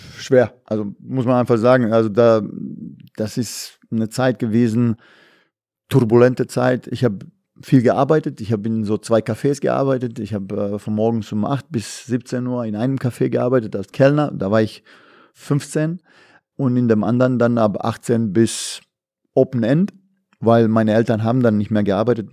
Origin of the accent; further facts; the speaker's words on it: Bosnia & Herzegovina; now in Germany; bei uns in Jugoslawien, in Bosnien